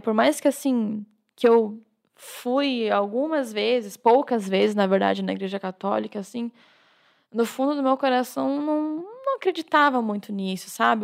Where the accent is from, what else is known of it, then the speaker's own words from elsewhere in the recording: Jaraguá do Sul, Santa Catarina, Brazil; also born or lived in Guaramirim; eu sou catarinense, é, na, nasci em Guaramirim, uma cidadezinha bem perto de Jaraguá do Sul, ali de Joinville, e quando era bem pequenininha me mudei para Jaraguá do Sul, né, com seis meses.